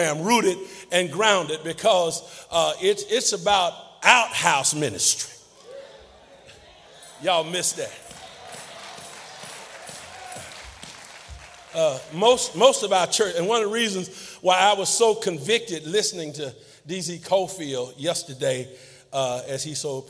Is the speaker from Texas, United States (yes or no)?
yes; Texas, United States; my home state of Texas